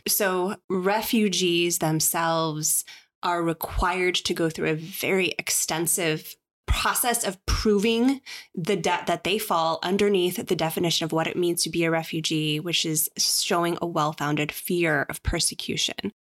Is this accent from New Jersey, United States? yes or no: no; Chicago, Illinois, United States; I am a Chicagoan